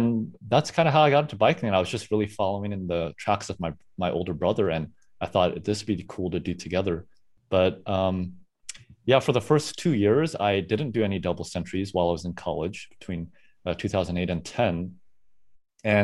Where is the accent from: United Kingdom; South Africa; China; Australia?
South Africa; now in San Francisco Bay Area, United States; I am originally from South Africa.